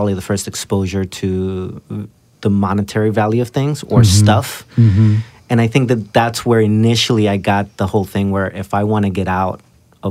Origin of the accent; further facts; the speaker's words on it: Burbank, California, United States; I grew up in Burbank, California, which is a nicer area